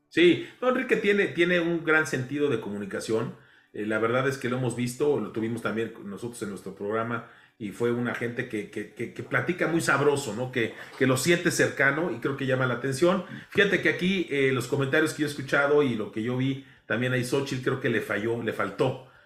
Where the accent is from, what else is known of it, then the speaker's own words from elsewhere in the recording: Mexico; aquí todos somos mexicanos